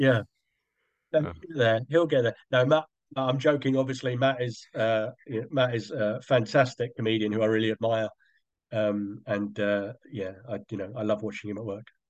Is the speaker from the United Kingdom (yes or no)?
yes; London, United Kingdom; moved away as an adult; now in Brighton, United Kingdom; I come from South London